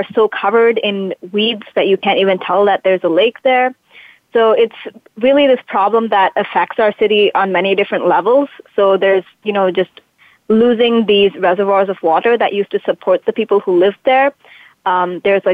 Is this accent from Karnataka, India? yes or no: yes; Bangalore, Karnataka, India; So I'm from Bangalore